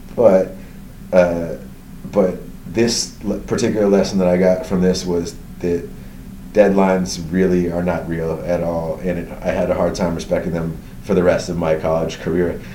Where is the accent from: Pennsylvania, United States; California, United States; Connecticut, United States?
California, United States; suburbs outside San Francisco, Northern; moved away as an adult; also born or lived in Berkeley, California / Los Angeles area / New York; I was born in um, Berkeley, California, at Alta Bates Hospital. Uh, and I uh, grew up in California. Went to college. I, so I grew up in Northern California in the suburbs outside San Francisco.